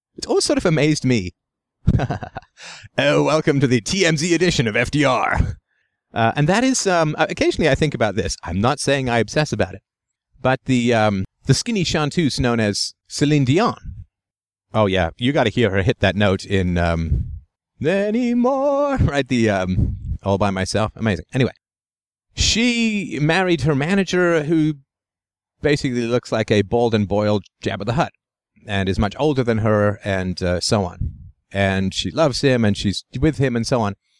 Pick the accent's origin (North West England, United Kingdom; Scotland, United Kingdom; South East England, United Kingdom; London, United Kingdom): London, United Kingdom; twelve Priory Crescent, where I grew up in England, on Hermitage Road